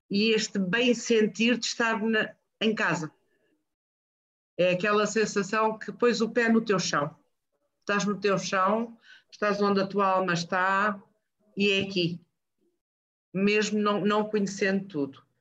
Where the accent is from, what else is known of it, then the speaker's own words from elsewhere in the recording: Lunda Norte, Angola; mais do que ter nascido e vivido em Angola, eu nasci e vivi na Lunda Norte de Amang, não a Lunda Norte real, não a Lunda Norte que, que havia, era aquela, era o tal, a tal gaiola.